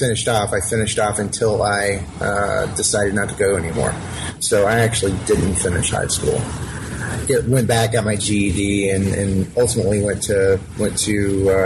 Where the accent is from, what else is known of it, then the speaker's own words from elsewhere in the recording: Alpharetta, Georgia, United States; I grew up in Alpharetta, Georgia, which is a suburb just north of Atlanta